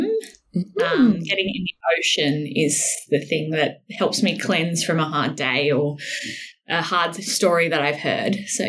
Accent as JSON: {"language": "English", "town": "Sydney", "region": "New South Wales", "country": "Australia", "tie": "born or raised there", "said": "lives actually close to where I grew up in Avalon, mm-hmm. Sydney, New South Wales."}